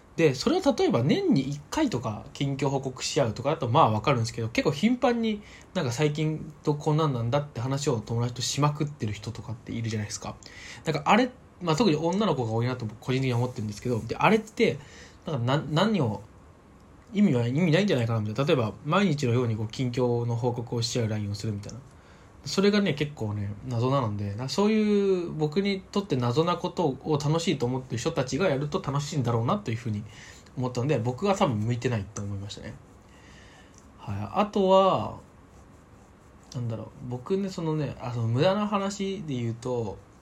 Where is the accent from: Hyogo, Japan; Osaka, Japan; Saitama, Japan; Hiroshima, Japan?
Saitama, Japan; 僕の地元